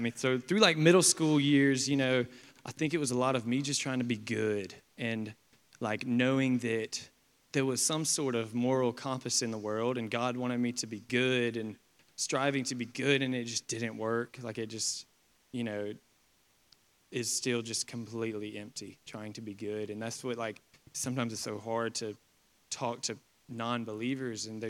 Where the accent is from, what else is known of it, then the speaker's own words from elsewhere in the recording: Perry, Georgia, United States; growing up in Perry, Georgia